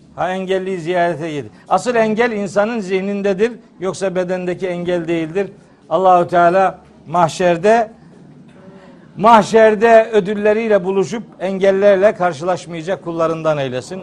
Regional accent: Trabzon, Turkey; moved away; Bir Trabzonlu olarak özellikle davet ediyorum.

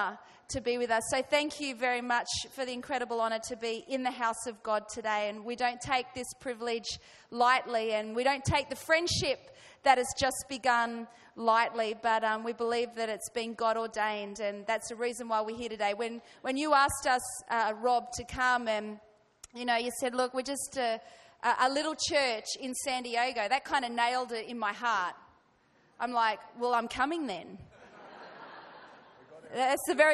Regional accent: Australia; accent: Australian; I'm going to try and speak with a refined Australian accent today

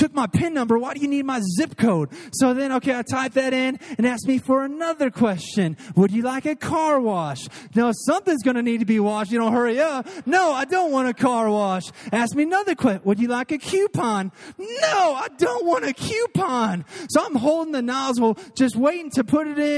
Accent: Missouri, United States; now in Texas, United States; I'm from Missouri. I was going to see family

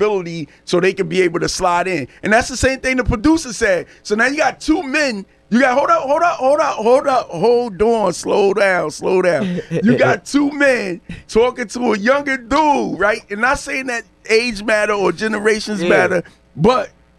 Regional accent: New Orleans, Louisiana, United States; I'm from New Orleans. I'm from the city, man.

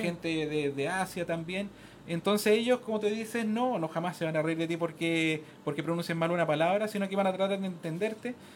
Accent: Chile; como chileno

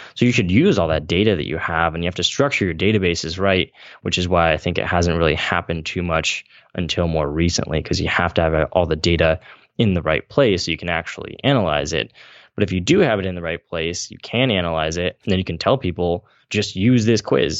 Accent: Central Valley, California, United States; I come from the Central Valley in California, which is farm country

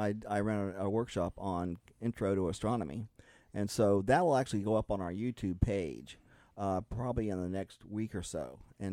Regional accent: Cocoa, Florida, United States; I grew up in Cocoa, Florida, which is about 26 miles away from the Cape.

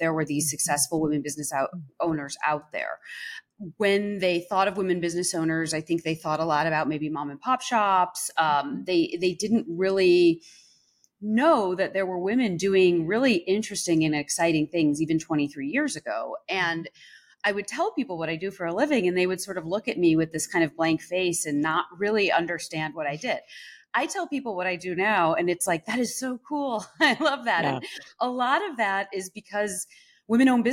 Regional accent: Evanston, Illinois, United States; moved away; also born or lived in New York; I grew up right outside of Chicago in Evanston

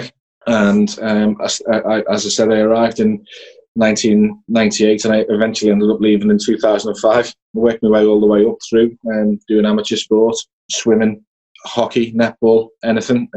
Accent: Liverpool, North West England, United Kingdom; I grew up in West Derby, not far from Liverpool's training ground.

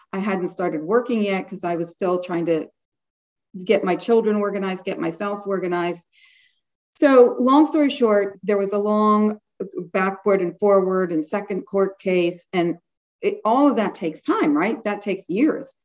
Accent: Pittsburgh, Pennsylvania, United States; moved away as an adult; also born or lived in England / Washington, D.C.; I did not come from a lot of money. I'm from Pittsburgh, not, you know, the fancy part

